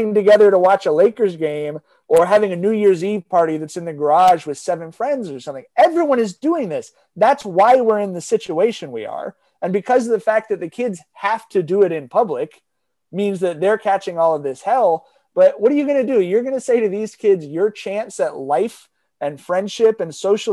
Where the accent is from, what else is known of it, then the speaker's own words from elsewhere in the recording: Long Beach, California, United States; I grew up in Long Beach.